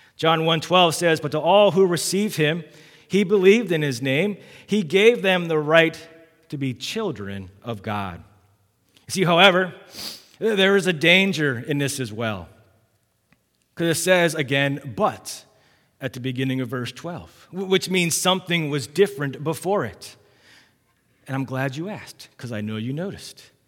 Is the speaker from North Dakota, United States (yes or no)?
no; Massachusetts, Maryland, United States; I was born in Massachusetts, and when I was five years old, we, we moved down here